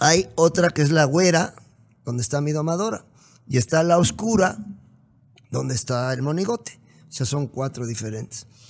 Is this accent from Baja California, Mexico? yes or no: no; Puebla, Mexico; yo soy poblano